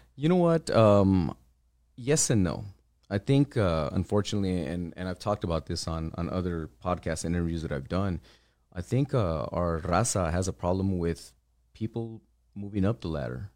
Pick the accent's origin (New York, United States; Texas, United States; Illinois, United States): Texas, United States; El Paso; Born and raised here, uh, born and raised in the Lower Valley. I grew up in the Riverside area